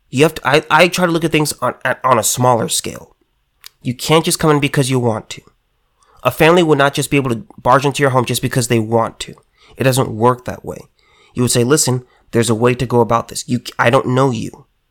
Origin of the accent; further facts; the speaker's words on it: California, United States; me as a Californian